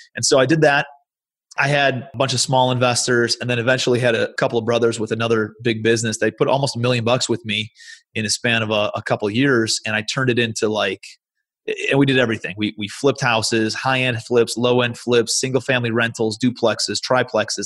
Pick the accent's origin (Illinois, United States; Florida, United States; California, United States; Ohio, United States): Ohio, United States; Cleveland; moved away as an adult; also born or lived in New York City; I'm from Cleveland, Ohio originally. That's where I live now.